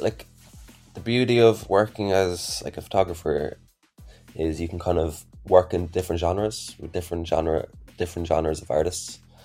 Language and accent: English; Ireland; I'm from Ireland myself.